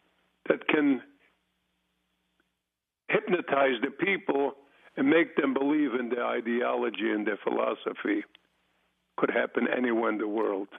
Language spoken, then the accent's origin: English; Poland; now in United States; I was born in Poland